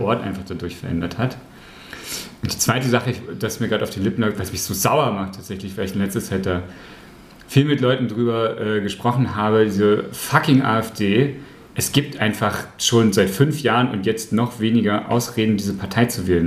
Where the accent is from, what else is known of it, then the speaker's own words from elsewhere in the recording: Aschersleben, Saxony-Anhalt, Germany; in Aschersleben, wo ich groß geworden bin